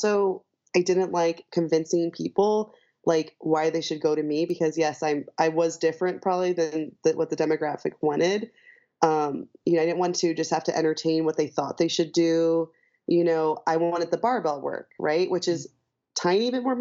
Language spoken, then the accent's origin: English; St. Louis, Missouri, United States; moved away as an adult; also born or lived in Chicago; I'm from St. Louis and I moved to Chicago for college.